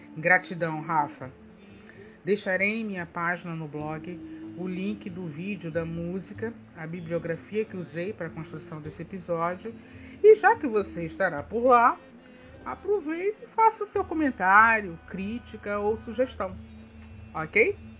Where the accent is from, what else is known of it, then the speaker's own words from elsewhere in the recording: Brazil; Nós somos brasileiros